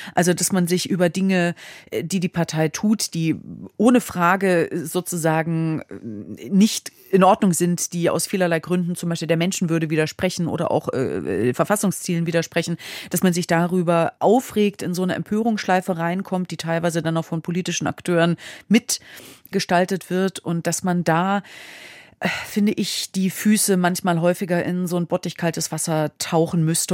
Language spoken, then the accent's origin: German; Hesse, Germany; das ist mein Heimatbundesland.